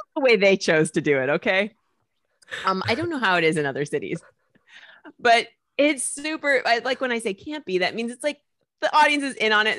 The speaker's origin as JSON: {"language": "English", "town": "Indianapolis", "region": "Indiana", "country": "United States", "moved": "as an adult", "lives_now": "New York, United States", "said": "Indiana, Indianapolis, Indiana"}